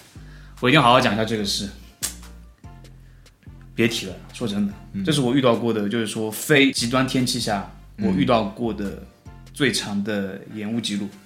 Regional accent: Ningbo, Zhejiang, China; 毕竟我是个宁波人。

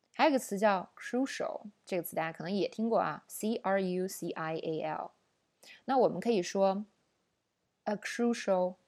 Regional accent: China; 我们中国人

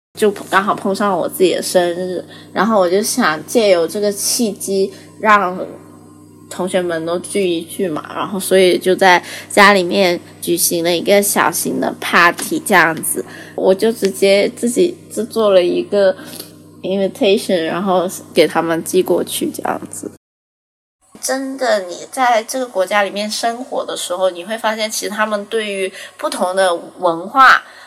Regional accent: Guangzhou, Guangdong, China; now in Shanghai, China; 今年二十五岁。我是广州人，现在在上海

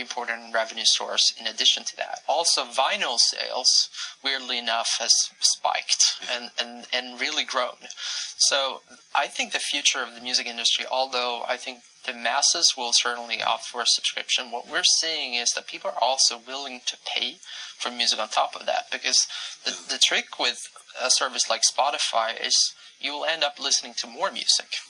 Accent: Sweden; my home country, Sweden

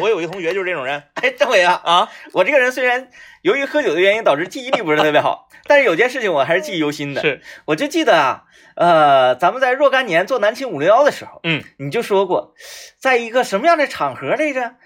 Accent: Liaoning, China; moved away; 我们辽宁老家

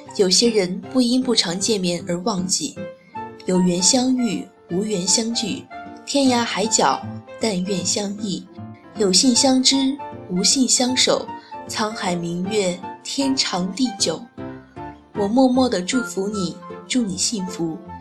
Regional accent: Xinyang, Henan, China; 我是来自被誉为河南的小江南的信仰

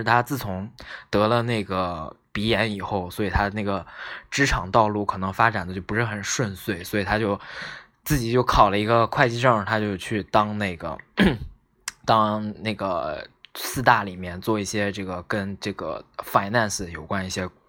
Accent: Northeast China, China; 其实我是东北人啊

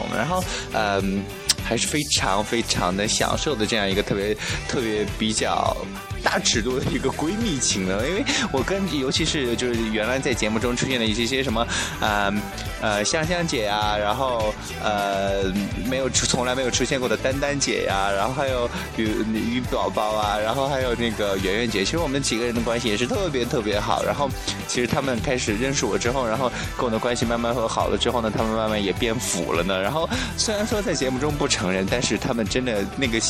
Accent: Shanxi, China; moved away as an adult; 所以说呢，我就从山西来到了广西了。然后，其实，啊，从北方来了来了南方呢，然后至今已经有三年了，然后马上就到第四年了。

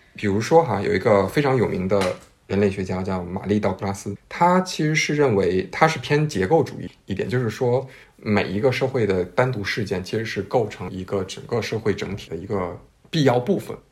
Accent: China; 我们中国人

